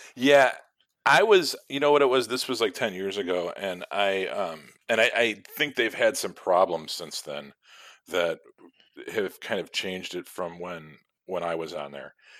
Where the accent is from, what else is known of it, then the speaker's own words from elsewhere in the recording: Chicago, Illinois, United States; growing up in Chicago and living here my whole life